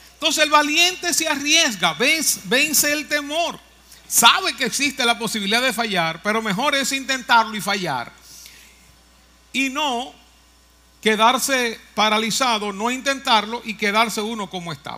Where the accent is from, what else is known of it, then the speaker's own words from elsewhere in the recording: Moca, Espaillat, Dominican Republic; allá en mi pueblo natal, en Moca